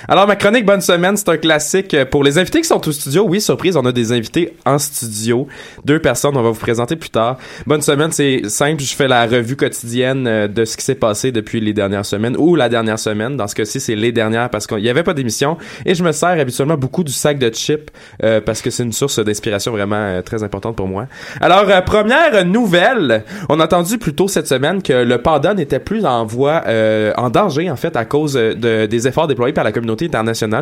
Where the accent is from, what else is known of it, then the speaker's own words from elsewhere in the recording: Quebec, Canada; on est Québécois